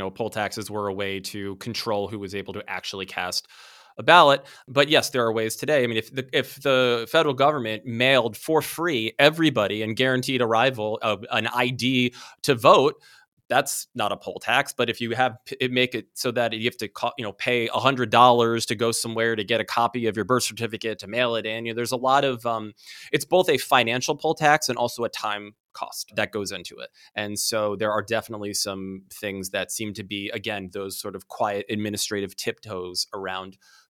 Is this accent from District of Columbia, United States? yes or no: yes; Washington, District of Columbia, United States; And also, I grew up in DC. I was born there. I went to school there.